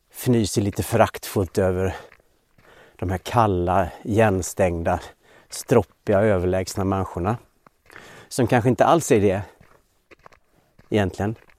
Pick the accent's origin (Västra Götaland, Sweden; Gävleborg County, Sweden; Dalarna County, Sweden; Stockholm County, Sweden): Dalarna County, Sweden; moved away; jag är uppvuxen i Dalarna och aldrig har bott i Västergötland